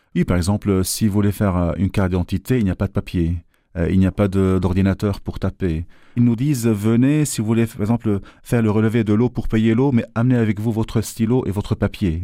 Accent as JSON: {"language": "French", "country": "Lebanon", "moved": "as an adult", "lives_now": "Brussels, Belgium", "said": "je suis libanais déjà d'origine et que vu que je travaillais dans le pays"}